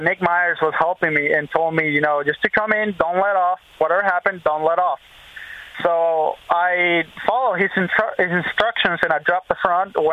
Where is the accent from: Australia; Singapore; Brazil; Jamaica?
Brazil; No, I think I think what they did post was that I was from Brazil.